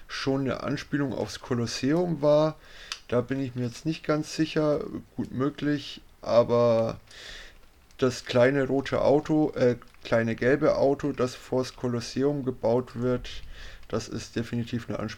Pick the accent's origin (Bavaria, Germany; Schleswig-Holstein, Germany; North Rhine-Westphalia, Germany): North Rhine-Westphalia, Germany; Cologne; Aber ich meine, so als Kölner geht mir auch nicht gern nach Düsseldorf